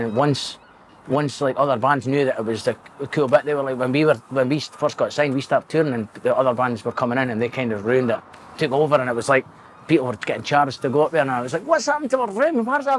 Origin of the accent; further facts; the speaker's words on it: Dundee, Scotland, United Kingdom; I was born in Dundee, 9 miles hospital, 1987. Six and a six, 87